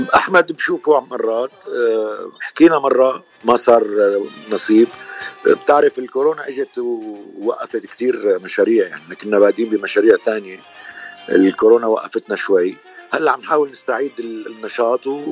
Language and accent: Arabic; Damascus, Damascus Governorate, Syria; moved away as an adult; also born or lived in Cairo, Egypt; now in Los Angeles, United States; أنا من مواليد آه، مدينة دمشق من سوريا آه، صار لي بلوس أنجلوس تقريبا 41 سنه